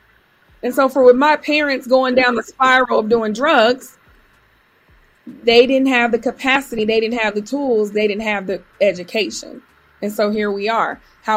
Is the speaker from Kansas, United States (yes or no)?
yes; Topeka, Kansas, United States; also born or lived in Germany; If someone says, where are you from? My story is I was born in Germany, raised all over, but I claim Kansas because that's where I grew up from elementary to high school.